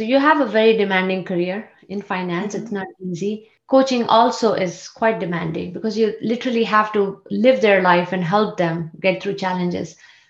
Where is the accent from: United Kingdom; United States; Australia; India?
India; moved away; I grew up in India